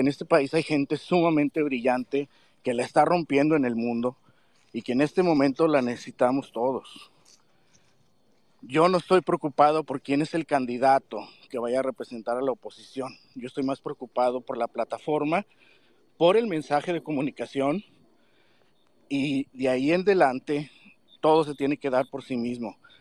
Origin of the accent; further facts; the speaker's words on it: Mexico; tenemos como mexicanos